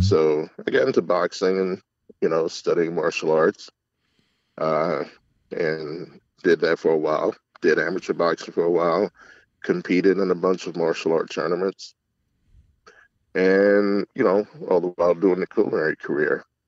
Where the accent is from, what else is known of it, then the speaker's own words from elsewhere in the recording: Alexandria, Virginia, United States; also born or lived in Texas; now in Monroe County, United States; I was born in Texas. Uh, my dad was in the Air Force. That was a short stay. And I grew up in Northern Virginia, in Alexandria.